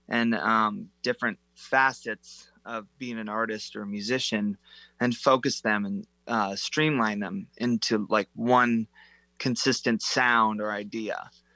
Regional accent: Snohomish, Washington, United States; also born or lived in Arlington, Washington; I was born in Arlington.

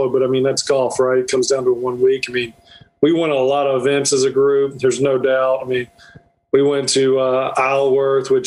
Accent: North Florida, United States; moved away as an adult; now in South Georgia, United States; I grew up in Florida, North Florida, so uh, I live in South Georgia.

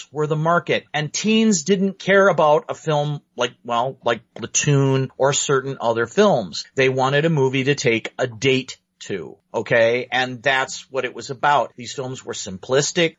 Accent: Detroit, Michigan, United States; growing up around Detroit

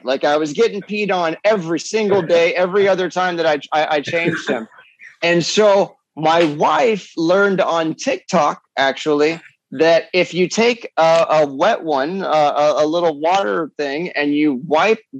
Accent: Cleveland, Ohio, United States; I grew up with in Cleveland, Ohio

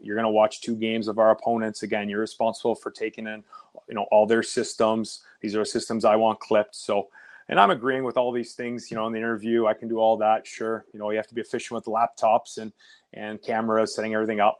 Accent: Oakville, Ontario, Canada; I grew up in Oakville, Ontario, which is about thirty minutes outside Toronto

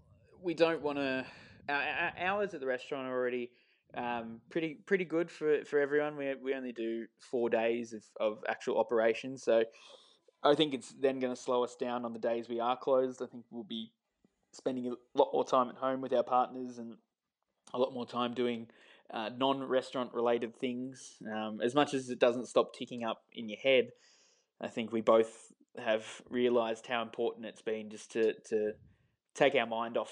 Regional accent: Beaconsfield, South East England, United Kingdom; growing up in Beaconsfield and being around the town for a long time

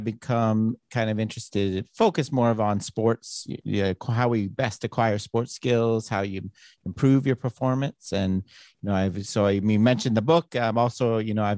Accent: Toronto, Ontario, Canada; now in Arizona, United States; I'm from Canada, Toronto originally

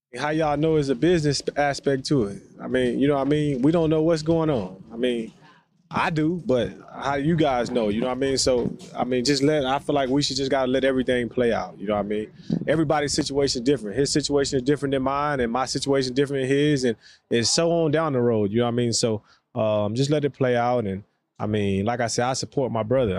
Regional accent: the South, United States; for us, especially down south

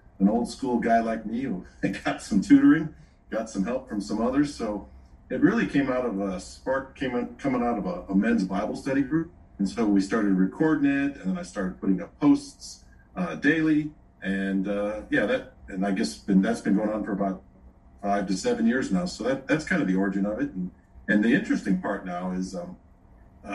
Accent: Chicago, Illinois, United States; moved away as an adult; now in Owensboro, United States; I grew up in the Chicago area, and now for the last 30 some years, my wife and I have been living in the state of Kentucky, a small burg, it's called Owensboro

